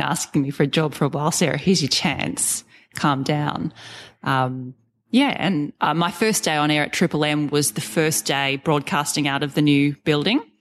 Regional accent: Sydney, New South Wales, Australia; moved away as an adult; also born or lived in Rockhampton; I grew up in Sydney, had never moved out of home.

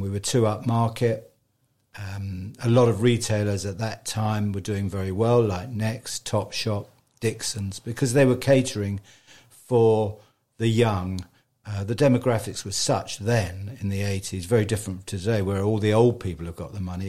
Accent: Richmond, London, United Kingdom; I was born in Richmond over a dentist shop

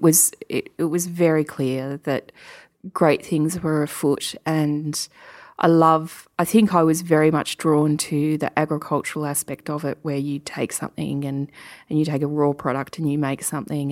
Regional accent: Yarra Valley, Victoria, Australia; I grew up in the Yarra Valley and my parents always were quite keen wine connoisseurs

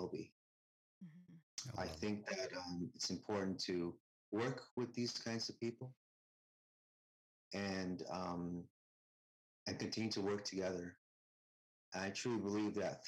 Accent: Canada; Most of my teachers in my life were white and Christian growing up in Canada.

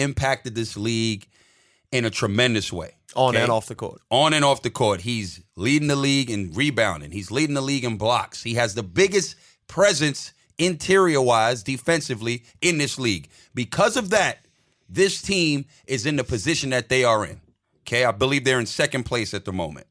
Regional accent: Australia; I'm Australian

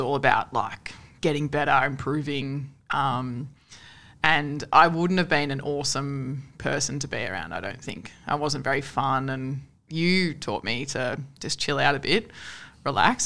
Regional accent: Sunshine Coast, Queensland, Australia; so I'm from Queensland. Uh, grew up on the Sunshine Coast

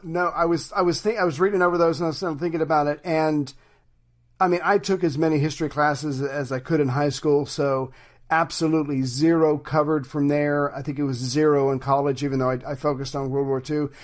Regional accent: United States; as an American

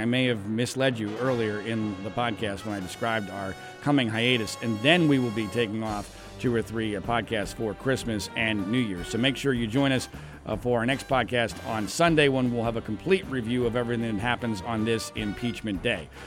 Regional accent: Philadelphia, Pennsylvania, United States; now in Los Angeles, United States; as a kid growing up in Philadelphia, Pennsylvania

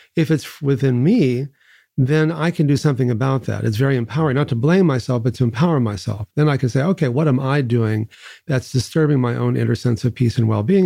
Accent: Texas, United States; I grew up in Texas

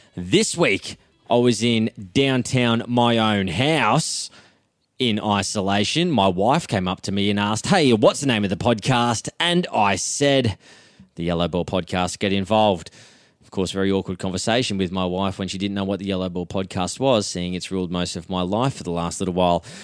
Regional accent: Footscray, Victoria, Australia; I'm born in Footscray

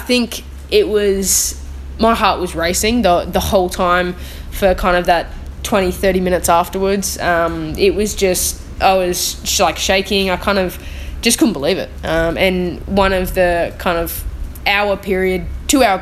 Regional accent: Australia; being an Australian

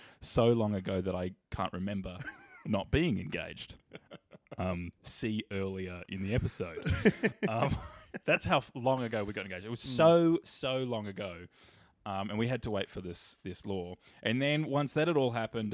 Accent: Perth, Western Australia, Australia; also born or lived in Sydney; now in Melbourne, Australia; I'm from Perth

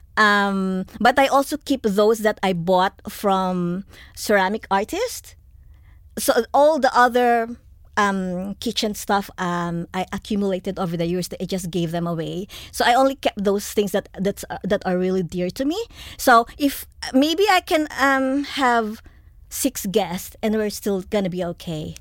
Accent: Philippines; also born or lived in New Zealand / Melbourne, Australia; now in Australia; I grew up in the Philippines

